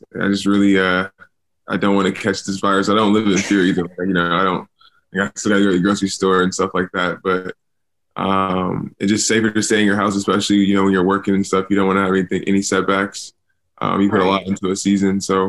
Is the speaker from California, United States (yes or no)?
yes; California, United States; moved away; I'm from California